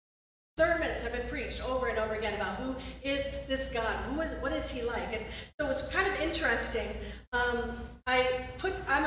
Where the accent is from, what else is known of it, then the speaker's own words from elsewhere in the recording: Rochester, New York, United States; moved away as an adult; also born or lived in New Hampshire; I grew up in Rochester, New York